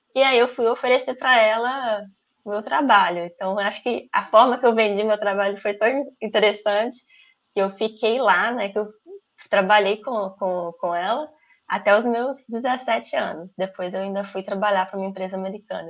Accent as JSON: {"language": "Portuguese", "region": "Minas Gerais", "country": "Brazil", "moved": "yes", "said": "eu sou brasileira, é, e eu gosto de ser brasileira. Eu sou mineira, eu amo ser mineira"}